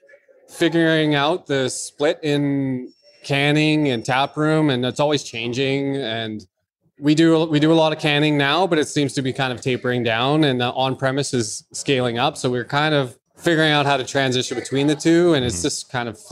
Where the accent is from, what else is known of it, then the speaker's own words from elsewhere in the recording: Alberta, Canada; now in Courtenay, Canada; I'm from Alberta.